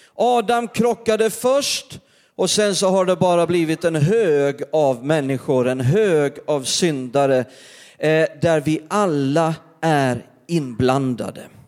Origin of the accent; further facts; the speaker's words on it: Perstorp, Skåne, Sweden; när jag var liten i norra Skåne, varenda, början på varenda december där så skulle vi gå till torget i Perstorp